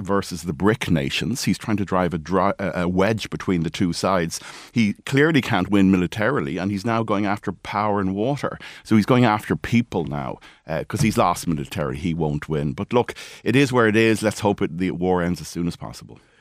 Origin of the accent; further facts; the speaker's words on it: Wicklow, Leinster, Ireland; my hometown of Wicklow town